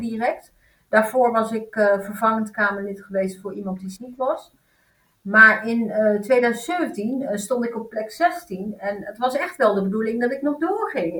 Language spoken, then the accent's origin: Dutch; Netherlands; also born or lived in Turkey; ik ben in Turkije geboren en ik ben hier in een achterstandsbuurt opgegroeid.